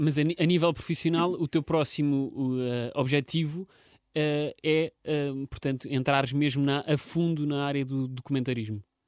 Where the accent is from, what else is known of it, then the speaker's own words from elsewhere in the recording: Portugal; nós, portugueses